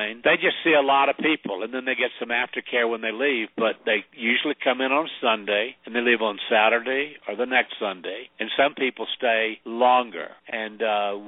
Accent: the South, United States; also born or lived in Sedona, Arizona; I'm from the South

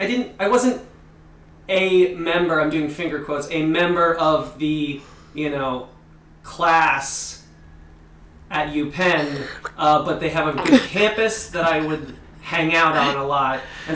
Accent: New Jersey, United States; also born or lived in Philadelphia; I'm from New Jersey, the great Garden State.

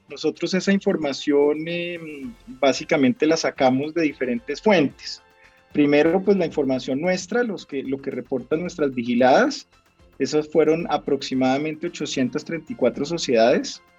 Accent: Colombia; nosotros como economía colombiana todavía dependemos mucho del sector minero y de hidrocarburos

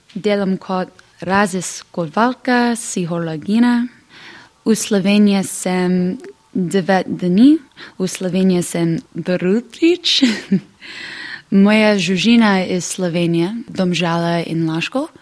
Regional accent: New York, United States; Slovenian is a second language; iz Amerike, iz New Yorka.

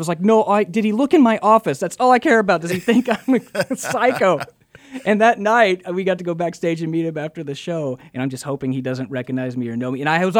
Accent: Oklahoma, United States; I never would have thought I'd get to live so many fun dreams here in my home state.

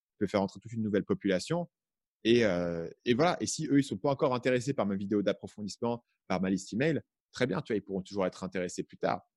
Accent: Paris, Île-de-France, France; moved away as an adult; also born or lived in Vietnam; J'ai grandi à Paris

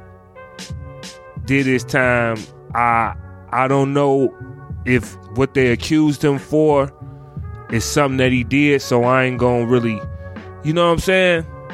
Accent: Chicago, Illinois, United States; I'm from Chicago

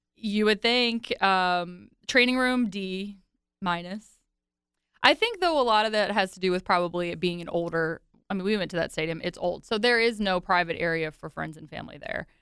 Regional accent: Virginia, United States; growing up in Virginia, I listened to country music heavily in high school

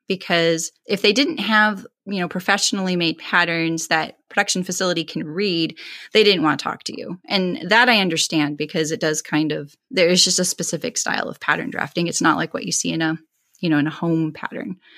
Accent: California, United States; originally from California, and that's where I reside now

